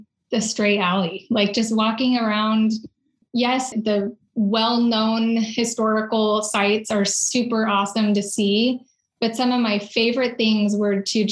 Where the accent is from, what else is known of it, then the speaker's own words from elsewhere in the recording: San Diego, California, United States; moved away as an adult; also born or lived in Japan / Rome; I'm originally from California, San Diego area.